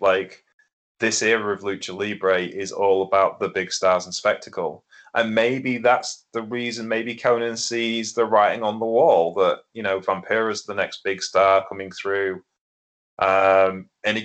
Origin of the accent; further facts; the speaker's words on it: Lincolnshire, East Midlands, United Kingdom; in Lincolnshire, the land of, you know, Anglo-Saxons and Irish people like me